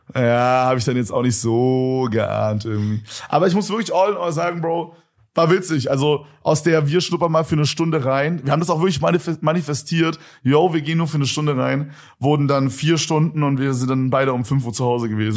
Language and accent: German; Berlin, Germany; als Berliner